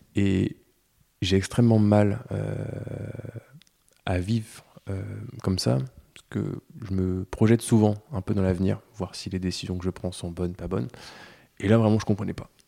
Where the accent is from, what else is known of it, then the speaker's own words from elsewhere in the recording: Breton, Brittany, France; en tant que breton